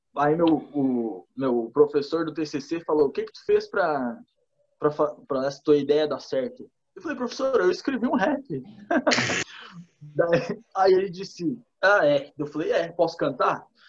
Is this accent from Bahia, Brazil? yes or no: no; Torres, Rio Grande do Sul, Brazil; moved away as an adult; also born or lived in Lages, Santa Catarina; now in Florianópolis, Brazil; fui criado em Torres. Daí eu fui fazer faculdade em Lages